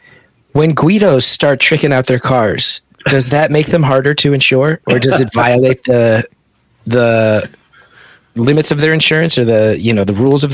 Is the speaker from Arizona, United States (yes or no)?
no; West Orange, New Jersey, United States; Us growing up where we did in West Orange